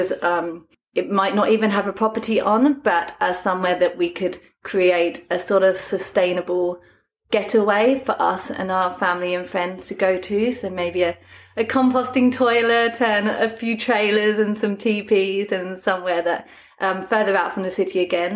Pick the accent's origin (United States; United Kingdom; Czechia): United Kingdom; London; moved away as an adult; now in South Coast, Australia; I come from London